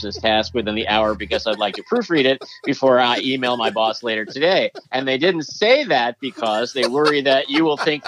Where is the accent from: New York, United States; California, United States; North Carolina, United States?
New York, United States; growing up in New York